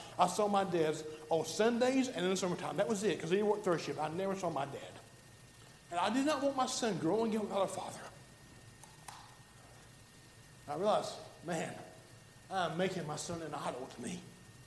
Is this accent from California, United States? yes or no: no; Alabama, United States; I'm from Alabama